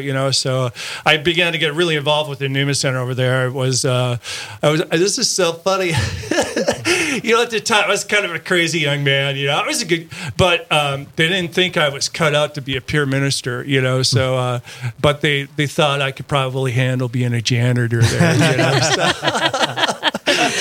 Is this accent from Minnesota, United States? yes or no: yes; Wolf Lake, Minnesota, United States; I grew up in Wolf Lake, Minnesota, which is about 17 miles east of Frazee, and graduated from Frazee High School